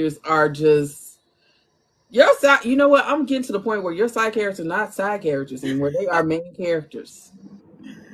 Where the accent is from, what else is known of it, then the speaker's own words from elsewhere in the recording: Chicago, Illinois, United States; I'm from Chicago